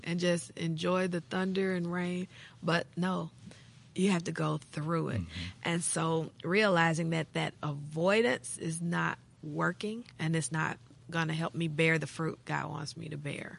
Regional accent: Jackson, Tennessee, United States; I grew up in Jackson, Tennessee

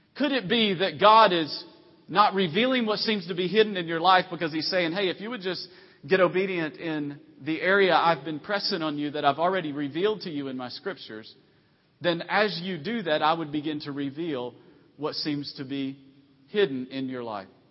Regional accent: Tennessee, United States; moved away; also born or lived in Virginia; I'm from originally from Tennessee, and we call it opening up a can on somebody

